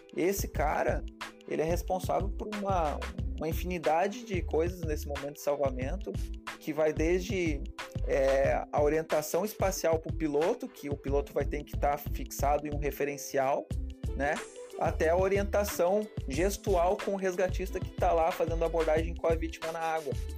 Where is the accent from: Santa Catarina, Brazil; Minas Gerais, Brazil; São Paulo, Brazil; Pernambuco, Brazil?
Santa Catarina, Brazil; Serra Catarinense; eu sou da Serra Catarinense